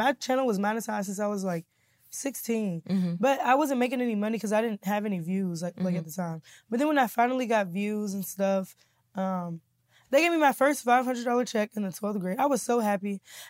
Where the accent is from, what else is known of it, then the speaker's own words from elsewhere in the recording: Kansas City, Missouri, United States; Kansas City, Missouri.